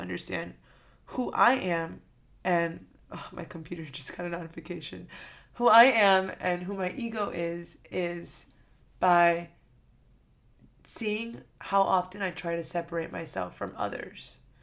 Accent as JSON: {"language": "English", "town": "Miami", "region": "Florida", "country": "United States", "tie": "born or raised there", "said": "I'm from Miami"}